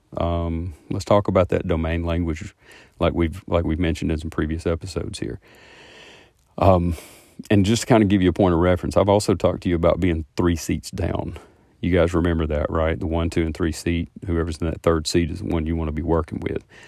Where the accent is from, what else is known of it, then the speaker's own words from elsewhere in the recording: the South, United States; I am from the South and I talk kinda slow